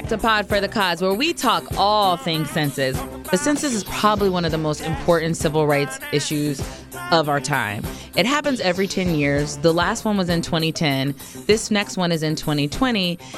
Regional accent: Ohio, United States; moved away as an adult; also born or lived in Brooklyn, New York; now in Washington, D.C., United States; We're from Ohio.

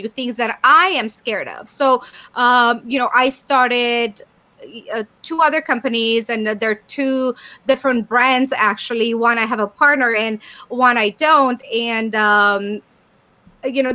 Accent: Romania; moved away as an adult; now in United States; my home country in Bucharest, in Romania.

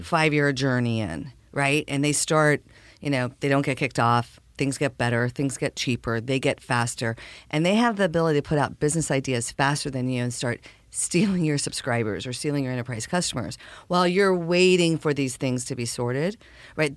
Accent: El Paso, Texas, United States; I was born in El Paso, Texas

